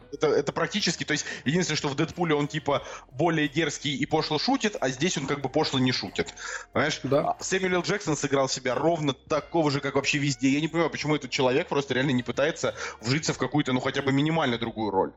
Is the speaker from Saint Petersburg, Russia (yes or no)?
yes; Saint Petersburg, Russia; moved away; в Петербург, в наш родной любимый